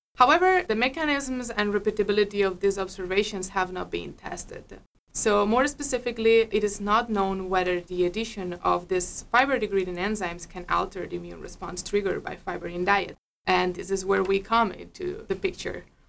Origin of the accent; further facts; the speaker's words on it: Spain; moved away as an adult; now in Minnesota, United States; I'm a veterinarian from Spain.